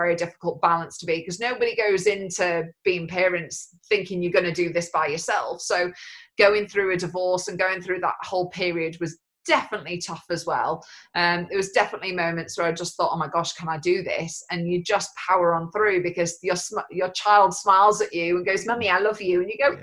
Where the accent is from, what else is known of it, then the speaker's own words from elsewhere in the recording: United Kingdom; even though I'm not Scottish, I still class it as home. It's still the UK to me